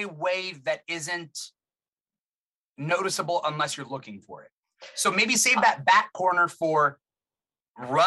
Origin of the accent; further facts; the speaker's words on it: Fullerton, California, United States; I'm from Fullerton in California, Southern California, Orange County